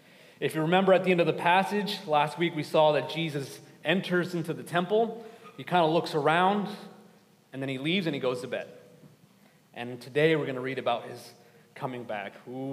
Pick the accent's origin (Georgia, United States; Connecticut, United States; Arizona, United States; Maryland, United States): Georgia, United States; Atlanta; I'm originally from Atlanta, Georgia. Growing up in a bigger city, and one full of many Hispanics